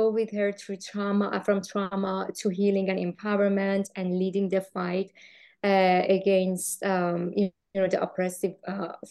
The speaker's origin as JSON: {"language": "English", "country": "Iran", "also_born_or_lived": "Los Angeles", "moved": "as an adult", "said": "I'm from Iran, and I lived in Iran for like 20, 30 years"}